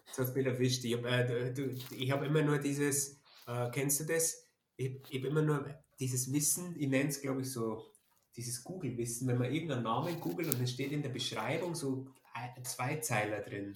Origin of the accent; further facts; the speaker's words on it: Germany; ich als Deutscher